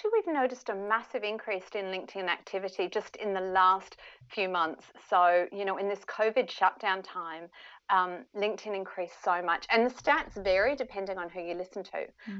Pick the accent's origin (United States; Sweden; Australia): Australia; Perth, Western Australia; also born or lived in United Kingdom / Melbourne; now in Sydney, Australia; You know, I'm originally from Perth. I lived in the UK for a few years. My parents are British, lived in Melbourne for a few years, and now I'm in Sydney.